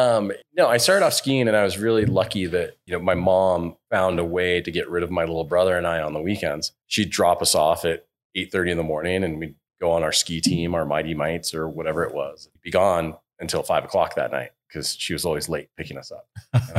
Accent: Bozeman, Montana, United States; moved away; growing up in Montana was really special. I grew up in Bozeman, and it was being around the college town

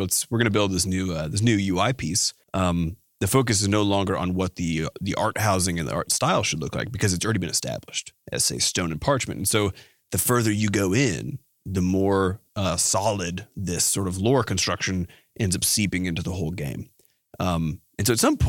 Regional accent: Iowa, United States; we grew up in Iowa

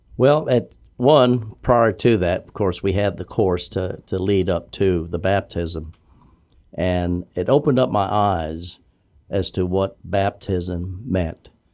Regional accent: Guam; moved away as an adult; born and raised there in Guam.

